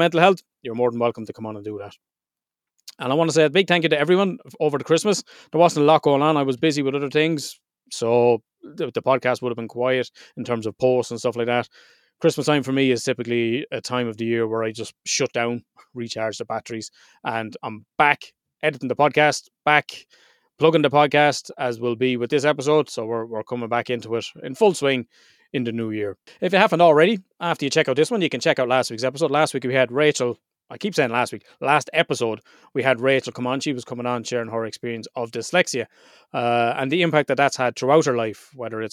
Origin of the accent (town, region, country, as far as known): Ireland